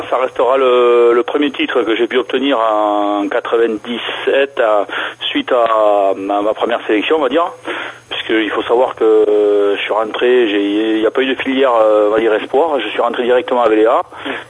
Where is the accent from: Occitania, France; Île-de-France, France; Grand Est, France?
Occitania, France; South-West, near Toulouse; alors, je suis natif de la région du Sud-Ouest, donc à côté de Toulouse